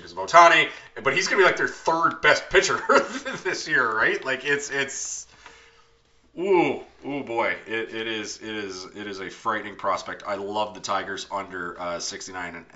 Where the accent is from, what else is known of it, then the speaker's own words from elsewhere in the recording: Canada; we're Canadian